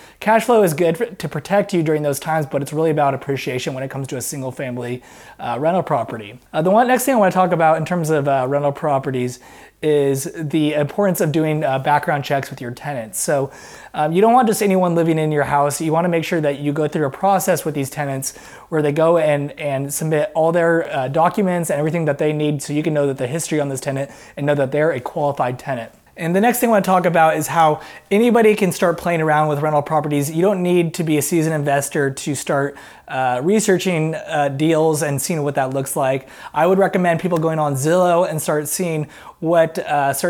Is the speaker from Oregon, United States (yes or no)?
yes; Portland, Oregon, United States; a realtor investor in my hometown of Portland, Oregon